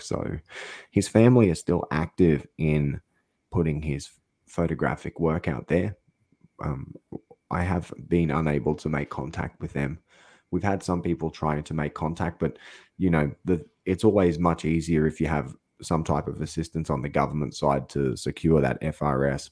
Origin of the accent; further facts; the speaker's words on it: Australia; I'm an Australian guy